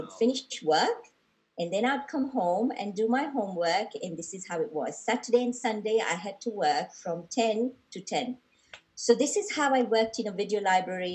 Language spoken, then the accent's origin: English; Mombasa, Mombasa County, Kenya; we were born and brought up in Mombasa.